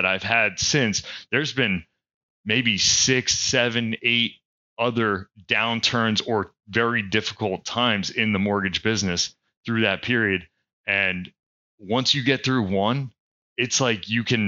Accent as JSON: {"language": "English", "region": "Pennsylvania", "country": "United States", "moved": "as an adult", "lives_now": "North Carolina, United States", "said": "I'm originally from Pennsylvania"}